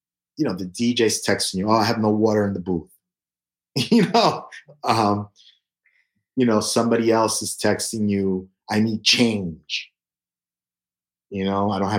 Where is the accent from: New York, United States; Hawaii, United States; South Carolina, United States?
New York, United States; New York City; I was born in the South Bronx when it was burning and when Son of Sam was around shooting people. That's kind of, you know, what I remember about growing up on 149th Street and Tintin Avenue